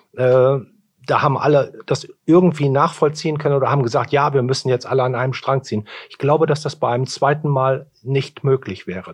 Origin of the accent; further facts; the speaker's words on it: Bramsche, Lower Saxony, Germany; ich komme aus Bramsche